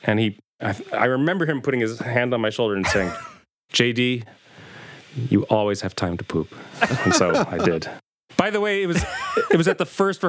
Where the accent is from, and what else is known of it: Chicago, Illinois, United States; born or raised there